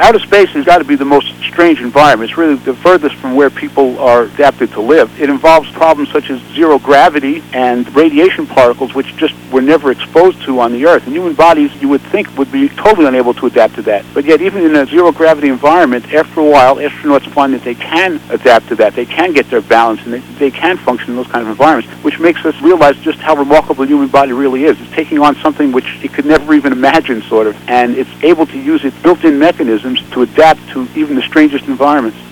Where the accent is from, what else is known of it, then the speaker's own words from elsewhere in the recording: New York, United States; I grew up in New York in the Bronx in apartment houses